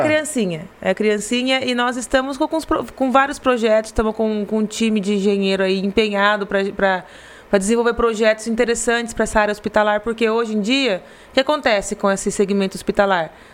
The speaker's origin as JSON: {"language": "Portuguese", "town": "Garça", "region": "São Paulo", "country": "Brazil", "tie": "born or raised there", "said": "eu nasci em Garça, meu irmão nasceu em Garça, meus pais nasceram em Garça, minha mãe nasceu, minha mãe nasceu em uma fazenda ali próxima, mas é Garça"}